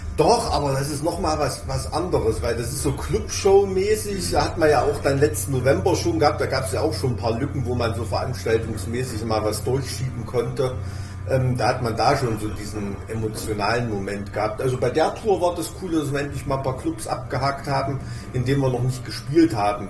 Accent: Thuringia, Germany; bei uns in Thüringen

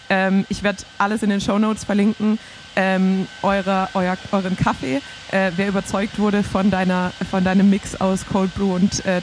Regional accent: Swabia, Germany; deshalb habe ich dir das als Schwabe auch

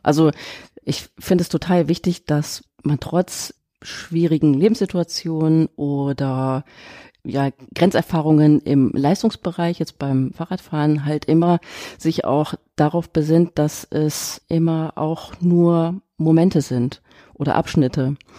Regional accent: Essen, North Rhine-Westphalia, Germany; ich bin in Essen geboren

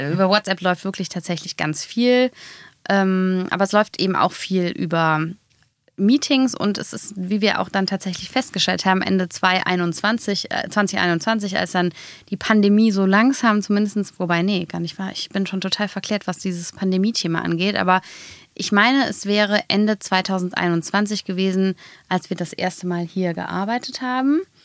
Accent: Hennef, North Rhine-Westphalia, Germany; Wir kommen beide aus Hennef

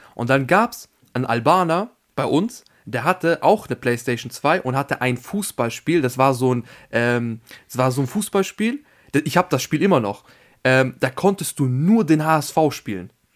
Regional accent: Vienna, Austria; ich bin ja Österreicher

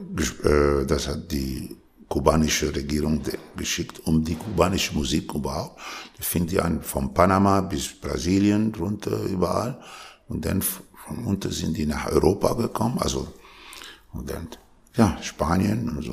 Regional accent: Lebanon; born or raised there; also born or lived in Tunisia / Paris, France / Germany / Austria; now in Switzerland

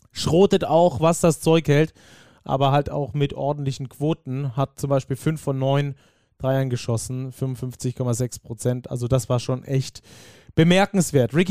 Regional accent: Oldenburg, Lower Saxony, Germany; also als Oldenburger wird mich das, glaube ich, noch viel fuchsiger machen

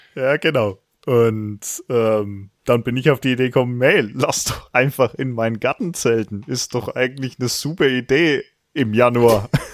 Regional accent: Franconia, Bavaria, Germany; accent: rolled R (Franconian); ich komme aus Franken. Das ist das, äh, der Ort mit dem rollenden R

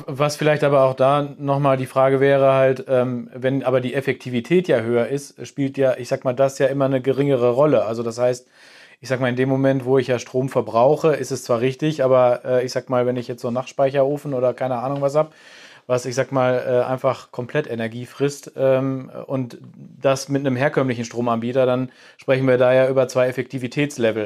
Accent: Sauerland, North Rhine-Westphalia, Germany; wir äh, als Sauerländer

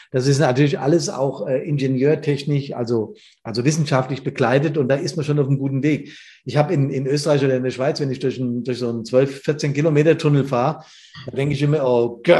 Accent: Hesse, Germany; Wir sind aus Hessen, weißt du, das muss man immer dazu sagen

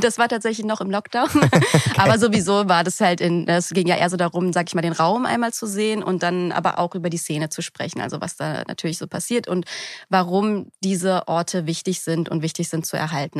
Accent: Berlin, Germany; bin aus Berlin Berlin, also in Berlin geboren und aufgewachsen

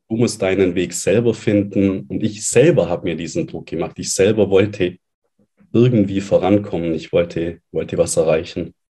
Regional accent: Allgäu, Bavaria, Germany; moved away as an adult; Ich bin dann weggezogen von meinem Elternhaus, raus aus meiner Heimat, aus dem schönen Allgäu, in eine neue Stadt

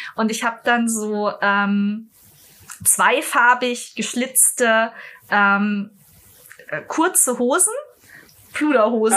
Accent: Munich, Bavaria, Germany; Ich komme aus München.

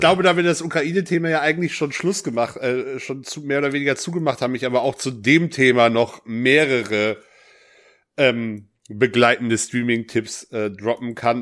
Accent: West Germany, Germany; ich bin nun mal im Westen geboren und aufgewachsen

